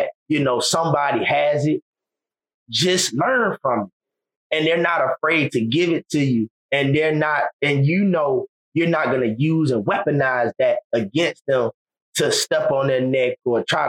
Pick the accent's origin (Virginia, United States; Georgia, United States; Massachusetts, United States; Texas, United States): Georgia, United States; Savannah; I grew up in West Savannah